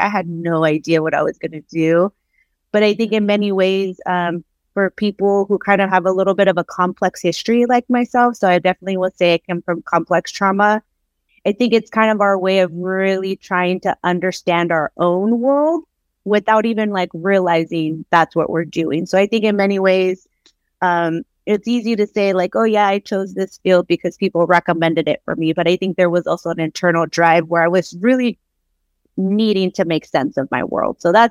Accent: Oxnard, California, United States; born and raised in Southern California. I'm from a little town. I don't even say little. It doesn't feel like it's little to me, but a smaller city, Oxnard, California, coastal city in Ventura County

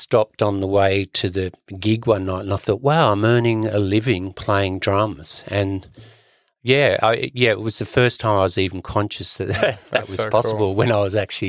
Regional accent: Sydney, New South Wales, Australia; I grew up in Sydney, my father's parents emigrated from the west coast of Ireland.

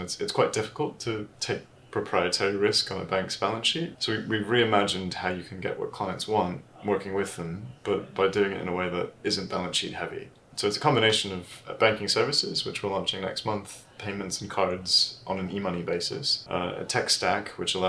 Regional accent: United States; accent: American; moved away; also born or lived in Switzerland; I'm originally American. I've lost the accent slightly.

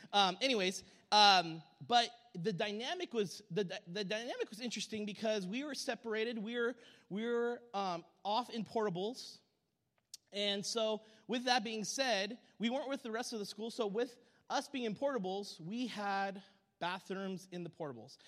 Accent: SeaTac, Washington, United States; I grew up in SeaTac, Washington

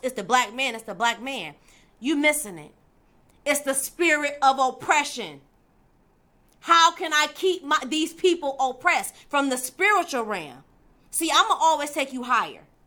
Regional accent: Detroit, Michigan, United States; I'm from Detroit, Michigan

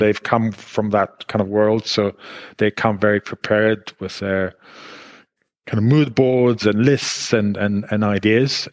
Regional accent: Israel; moved away as an adult; now in United Kingdom; I was born in Israel and I grew up in Israel

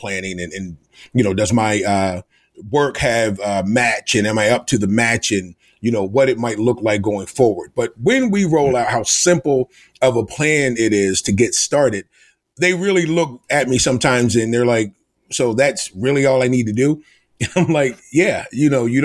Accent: United States; moved away as an adult; now in Rhode Island, United States; I am originally from Delaware, the Maryland Eastern Shore, and I went to school in Rhode Island, and that's how I ended up in Rhode Island.

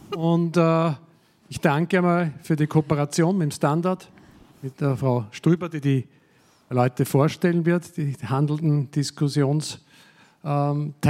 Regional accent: Austria; Ich bin ein überzeugter Patriot als Österreicher

